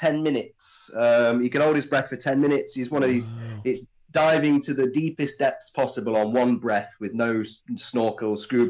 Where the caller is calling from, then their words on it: Nottingham, East Midlands, United Kingdom; I'm in Nottingham, mate.